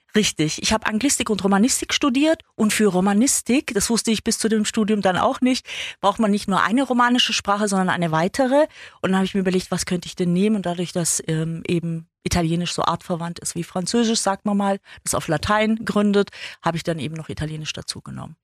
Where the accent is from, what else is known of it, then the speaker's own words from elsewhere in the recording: Ulm, Baden-Württemberg, Germany; Ich bin in Ulm geboren und komme da aus einer großen Gastarbeiterfamilie.